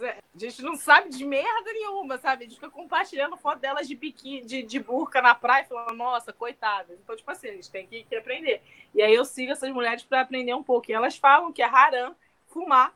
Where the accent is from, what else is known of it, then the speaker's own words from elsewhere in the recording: Rio de Janeiro, Brazil; a gente é carioca